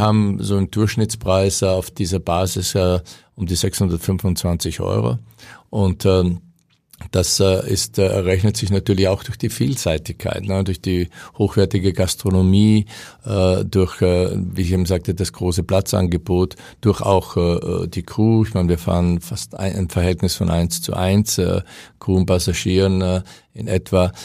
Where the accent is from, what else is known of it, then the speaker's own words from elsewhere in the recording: Austria; moved away; als Österreicher